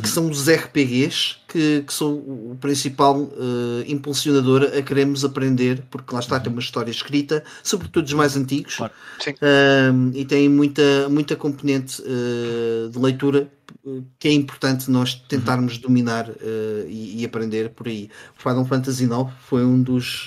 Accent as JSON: {"language": "Portuguese", "town": "Sintra", "region": "Lisbon", "country": "Portugal", "said": "de onde eu sou, uh, havia uma prova, a prova de Sintra"}